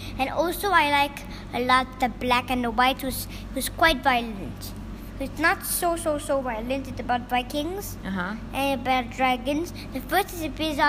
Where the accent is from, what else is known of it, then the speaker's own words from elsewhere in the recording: Hong Kong; I'm from Hong Kong